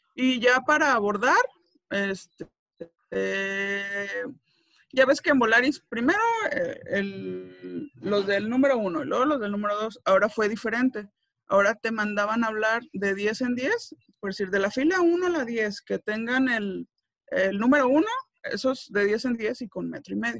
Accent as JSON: {"language": "Spanish", "town": "Tepic", "region": "Nayarit", "country": "Mexico", "said": "yo soy de Tepic"}